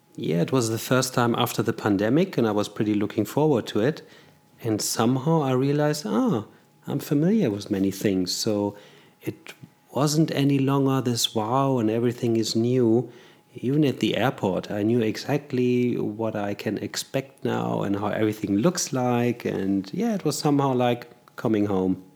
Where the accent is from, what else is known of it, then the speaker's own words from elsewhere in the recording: Germany; moved away as an adult; now in Zurich, Switzerland; I was born in Germany, raised in Germany, and studied there